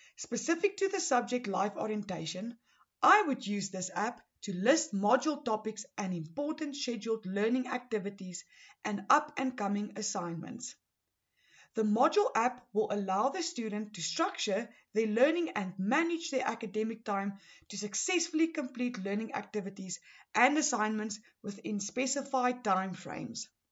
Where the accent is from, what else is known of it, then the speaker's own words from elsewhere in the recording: Pretoria, Gauteng, South Africa; I am from Pretoria, Gauteng